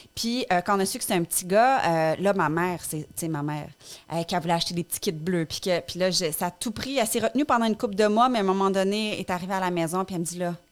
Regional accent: Abitibi, Quebec, Canada; moved away as an adult; now in Montreal, Canada; on a grandi en Abitibi

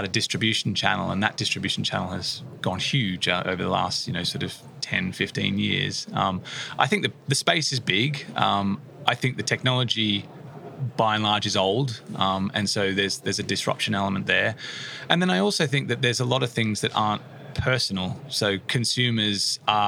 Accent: Australia; moved away as an adult; now in United Kingdom; Originally from Australia, I came to the UK in 2014.

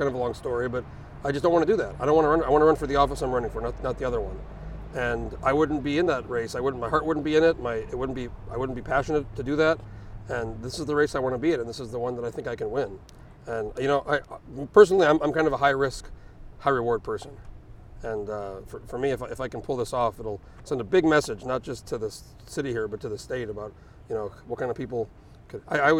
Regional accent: Alaska, United States; And he goes, where are you from? And I go, I'm from Alaska.

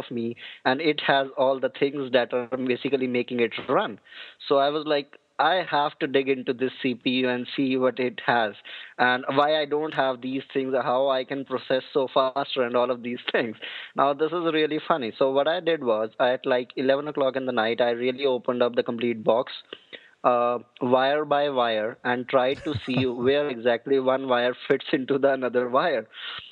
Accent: Haryana, India; moved away as an adult; now in New Delhi, India; my hometown is in Haryana, but I'm in New Delhi from the past 5 years

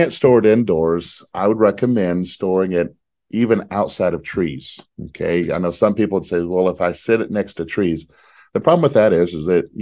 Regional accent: Texas, United States; I'm from Texas

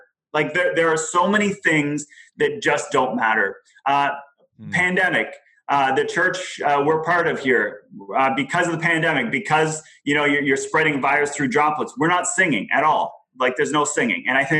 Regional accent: Germany; I grew up in Germany, but I went to church in France. So already, and as a Canadian, so you already have a couple countries there impacting.

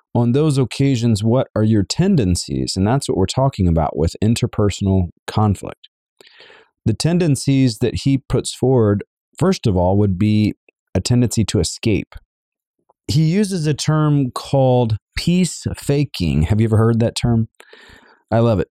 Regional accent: the South, United States; I am a Southerner as well

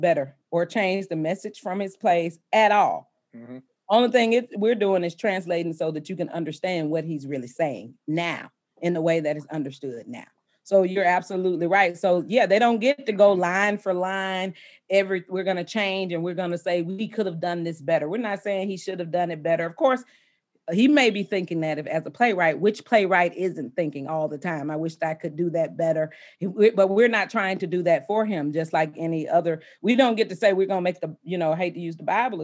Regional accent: the South, United States; I'm from the South and I grew up, my father was a preacher.

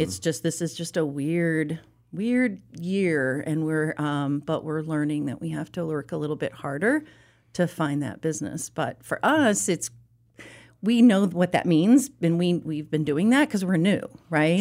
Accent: Chicago suburbs, Illinois, United States; now in Charlotte, United States; I grew up in the Chicago suburb area

